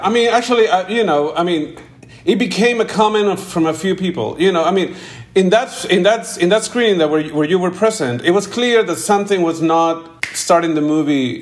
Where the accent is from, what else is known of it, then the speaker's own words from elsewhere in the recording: Peru; I came from Peru. You know, I, am I'm, I'm I'm in Peru right now.